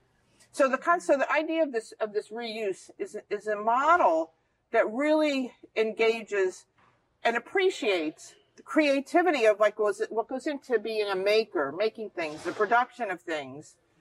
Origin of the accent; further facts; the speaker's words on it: New Jersey, United States; moved away; where I grew up in New Jersey